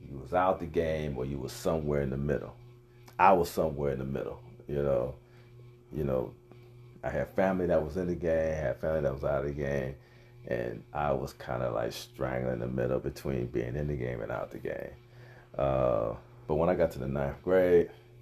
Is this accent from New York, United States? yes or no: no; Cleveland, Ohio, United States; I was born and raised in Cleveland, Ohio